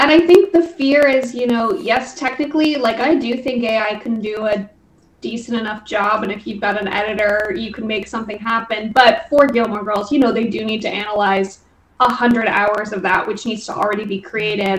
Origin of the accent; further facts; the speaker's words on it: Dublin, Leinster, Ireland; now in Los Angeles, United States; I grew up in Dublin